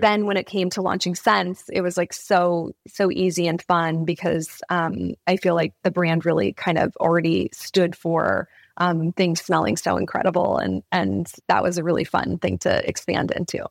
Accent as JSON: {"language": "English", "region": "California", "country": "United States", "tie": "born or raised there", "said": "Growing up in California"}